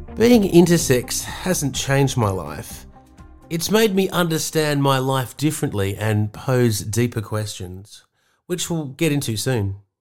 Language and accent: English; Sydney, New South Wales, Australia; moved away as an adult; now in Seaspray, Australia; the Balmoral or Balmain middle class suburbs I was brought up in Sydney